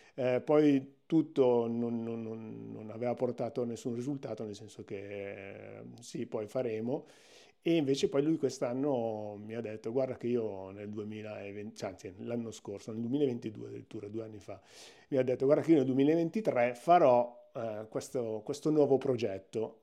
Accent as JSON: {"language": "Italian", "area": "province of Milan", "region": "Lombardy", "country": "Italy", "tie": "born or raised there", "said": "Io sono, sono milanesissimo, sono nato proprio nella provincia di Milano, nella zona sud-est"}